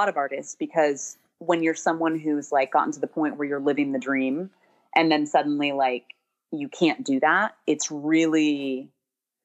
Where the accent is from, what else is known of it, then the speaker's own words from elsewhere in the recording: Sacramento, California, United States; also born or lived in Eureka, California / Davis, California / Berkeley, California / Boston; I was born and raised in Northern California. Born in Eureka, which is like tiny. It's like way, way north